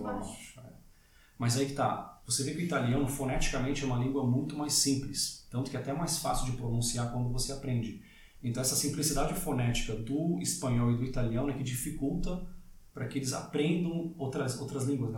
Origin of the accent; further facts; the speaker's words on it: Brazil; moved away as an adult; also born or lived in Canada / Australia; now in Portugal; Eu sou, sou brasileiro de nascença, fui criado lá